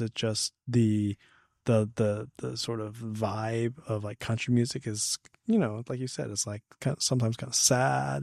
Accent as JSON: {"language": "English", "town": "Hemet", "region": "California", "country": "United States", "tie": "born or raised there", "said": "I grew up in Hammett, and so was this small community"}